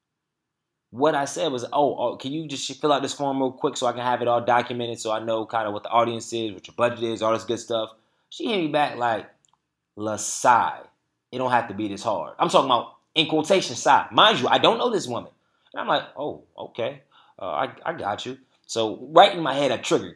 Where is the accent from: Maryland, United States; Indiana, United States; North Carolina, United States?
North Carolina, United States; Durham; We in my hometown, Bull City.